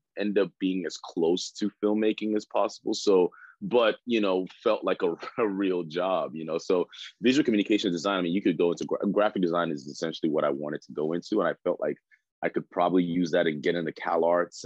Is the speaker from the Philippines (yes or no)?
no; Nigeria; now in United States; I was born in Nigeria